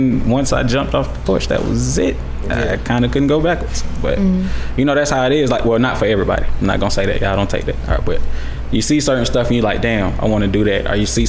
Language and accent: English; Atlanta, Georgia, United States; also born or lived in Florence, South Carolina; I was born in Florence, South Carolina, but I was raised in Atlanta. Been here since I was 5 years old.